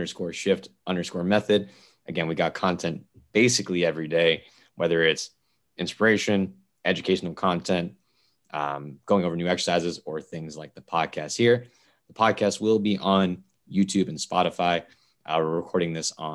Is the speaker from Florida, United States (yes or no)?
yes; South Florida, United States; also born or lived in Indiana; I'm from South Florida.